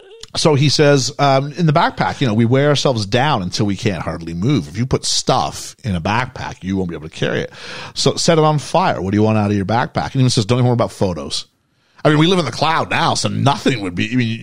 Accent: Canada; moved away as an adult; now in United Kingdom; I'm a British kid growing up in Canada

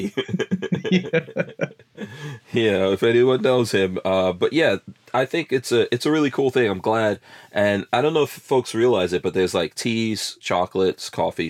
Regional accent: Guyana; born there; Even where I was born in Guyana, there's a lot of gold coming out of there.

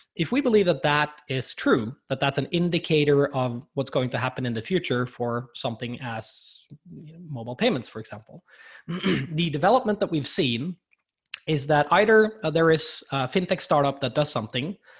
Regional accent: Norway; I'm here from Norway and and I've seen firsthand the development here in the Nordics

